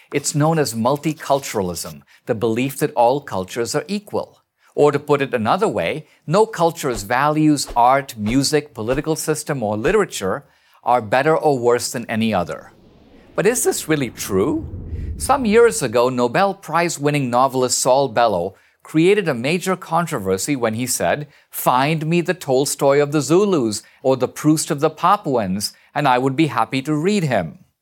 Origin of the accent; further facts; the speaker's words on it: India; now in United States; I'm an immigrant from India